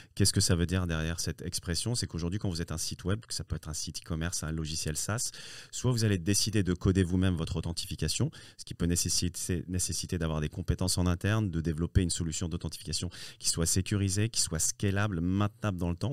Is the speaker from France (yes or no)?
yes; France; also born or lived in Morocco; je, suis né au Maroc et je suis arrivé tout petit en France. Hein. je suis arrivé à l'âge de, de, 5 ans, 5 ans et ah demi.